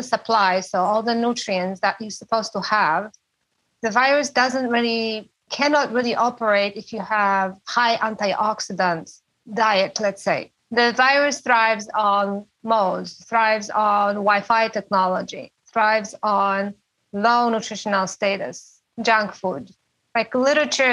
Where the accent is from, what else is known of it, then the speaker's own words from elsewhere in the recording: Poland; now in San Juan Island, United States; I'm from Poland